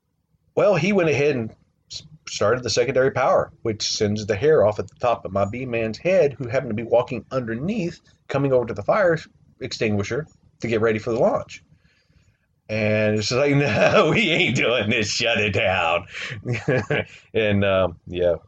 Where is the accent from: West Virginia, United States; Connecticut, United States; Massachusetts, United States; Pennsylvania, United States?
West Virginia, United States; Southern; moved away; growing up in Southern West Virginia